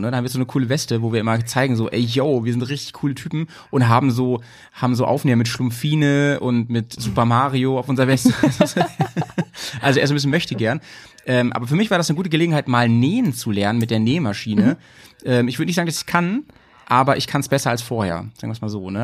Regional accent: Hanover, Lower Saxony, Germany; now in Bremen, Germany; Ich komme ja aus Hannover eigentlich, aus der Gegend

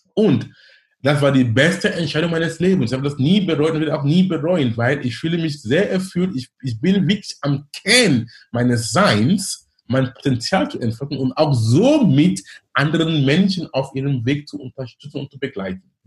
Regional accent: Cameroon; German is a second language; moved away as an adult; also born or lived in Darmstadt, Germany / Munich, Germany / Duisburg-Essen, Germany; now in Hamburg, Germany; bin gebürtiger Kameruner

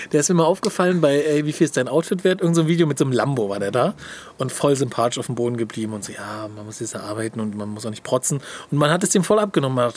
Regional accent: Hamburg, Germany; Ja, ich bin Hamburger, verstehe ich nicht.

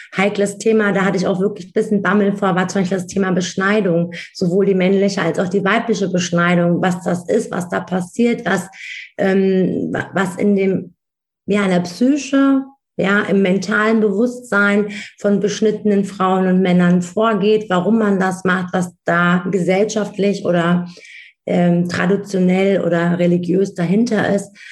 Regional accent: Wiesbaden, Hesse, Germany; Ich bin in Wiesbaden geboren, aufgewachsen, ich bin hier zur Schule, ich habe hier äh, in Mainz studiert

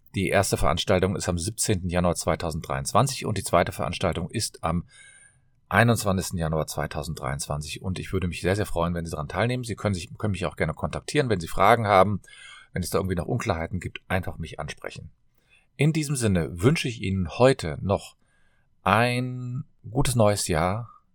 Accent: Cologne, North Rhine-Westphalia, Germany

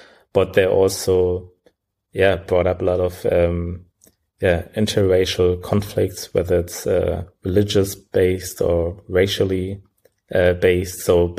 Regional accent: Berlin, Germany; also born or lived in Sierra Leone; Well, I was born particularly in Sierra Leone. So this is where I spent the first 5 years of my life before we migrated to Germany. And since we are in Germany, I grew up most of the time in Berlin, studied in Berlin, and studied computer science.

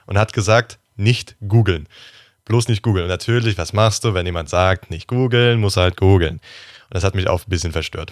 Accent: Rhineland-Palatinate, Germany; bei uns in Rheinland-Pfalz gab es den öfters, den Laden

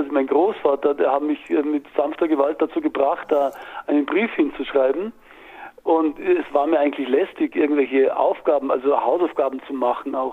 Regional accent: Gliwice, Silesian Voivodeship, Poland; Na gut, ich komme aus Gleiwitz. Das war mhm. ja da, früher war das ja Deutschland und dann ist es von den Polen besetzt worden

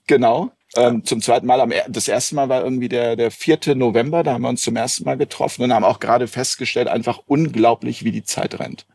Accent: Hamburg, Germany; Wir sind heute in meiner Heimatstadt Hamburg

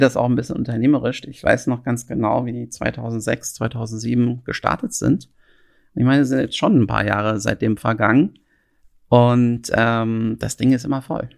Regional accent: Frankfurt, Hesse, Germany; moved away as an adult; now in Berlin, Germany; Ich bin ähm, ähm, aus Frankfurt ursprünglich gebürtig

